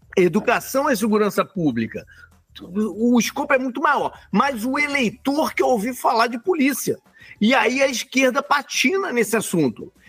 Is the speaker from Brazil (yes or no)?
yes; Rio de Janeiro, Brazil; Eu não saí do Rio